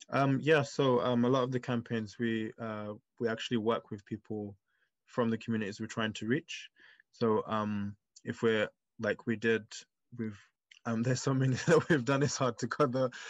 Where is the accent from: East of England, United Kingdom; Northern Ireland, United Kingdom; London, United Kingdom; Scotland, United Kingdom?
London, United Kingdom; my upbringing and how I grew up here in London